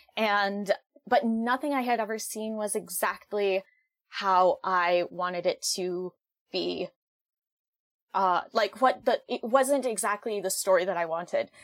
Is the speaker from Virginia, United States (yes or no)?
no; Western Massachusetts, United States; I am from Western Massachusetts.